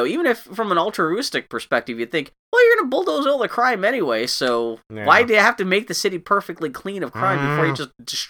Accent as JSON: {"language": "English", "town": "Pittsburgh", "region": "Pennsylvania", "country": "United States", "tie": "born or raised there", "said": "No, I grew up in Pittsburgh, Pennsylvania."}